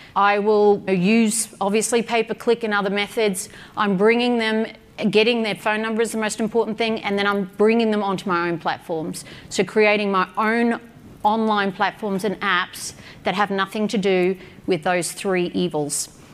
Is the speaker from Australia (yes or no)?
yes; Australia; I'm an Aussie